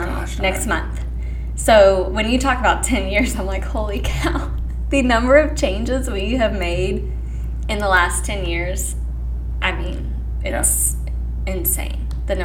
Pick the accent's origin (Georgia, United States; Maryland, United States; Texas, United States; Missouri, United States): Missouri, United States; Meadville; now in Pleasant Hill, United States; Okay, so I am actually from a little bitty town of 300 people in north central Missouri called Meadville. And if you don't know where Meadville is at, dead center of the state, straight between Chillicothe and Brookfield